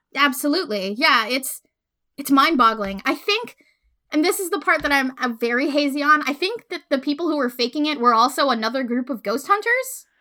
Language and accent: English; Puerto Rico; moved away as an adult; so I grew up in Puerto Rico. Uh, I was born there. I lived there for eighteen years.